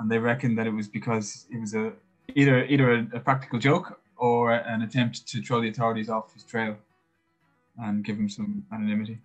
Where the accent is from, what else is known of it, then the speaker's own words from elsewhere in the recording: Ireland; as Irish people who grew up with Catholicism